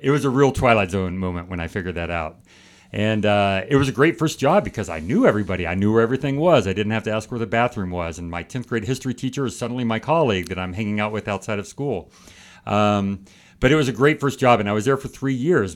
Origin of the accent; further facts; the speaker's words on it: California, United States; moved away as an adult; also born or lived in Finland / Beijing, China / India; now in Michigan, United States; I'm from California